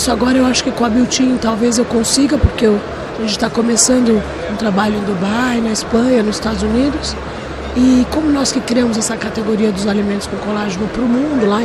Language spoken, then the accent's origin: Portuguese; Brazil; Eu sou muito patriota, assim, eu sou muito brasileiro. eu adoro o Brasil